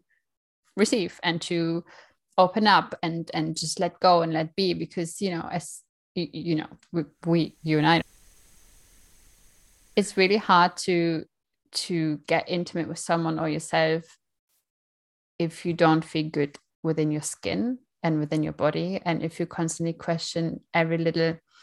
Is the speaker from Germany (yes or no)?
yes; Germany; moved away; I'm from Germany originally